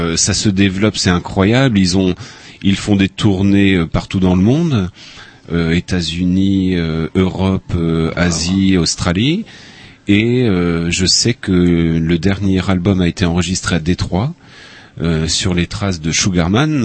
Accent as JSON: {"language": "French", "region": "Upper Brittany", "country": "France", "tie": "born or raised there", "also_born_or_lived": "Phnom Penh, Cambodia", "moved": "as an adult", "said": "Haute-Bretagne, mais euh, c'est un abbé euh, dans mon village qui m'a appris l'accordéon"}